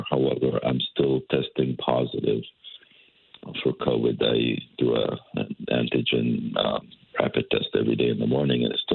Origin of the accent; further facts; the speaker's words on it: West Bank, Palestine; moved away as an adult; now in Connecticut, United States; I was born in the West Bank in 1951 to a Palestinian family who were refugees at the time